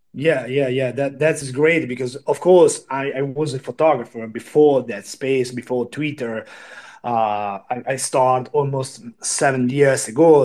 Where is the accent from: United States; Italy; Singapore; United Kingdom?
Italy; I'm from Italy